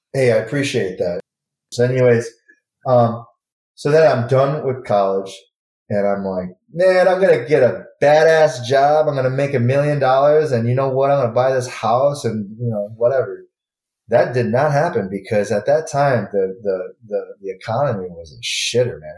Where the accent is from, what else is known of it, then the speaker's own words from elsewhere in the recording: Michigan, United States; moved away; I, am born and raised in Michigan